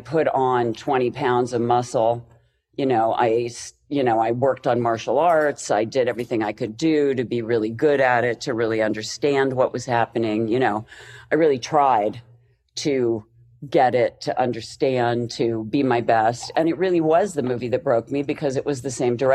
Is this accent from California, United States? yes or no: no; Pennsylvania, United States; moved away as an adult; now in Los Angeles, United States; I'm from Pennsylvania, which is, you know, the snow and slush center of the world.